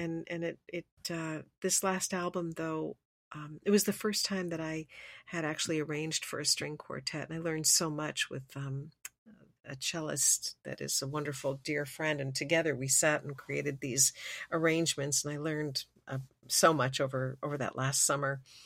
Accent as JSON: {"language": "English", "country": "Switzerland", "tie": "born or raised there", "moved": "yes", "said": "growing up in Switzerland"}